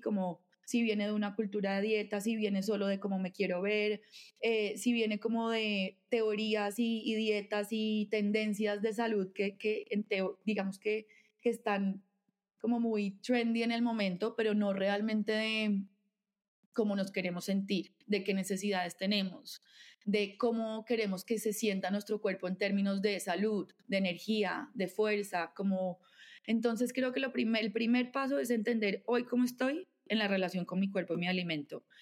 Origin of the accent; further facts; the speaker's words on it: Bogotá, Colombia; Nací nací, vivo aquí en Bogotá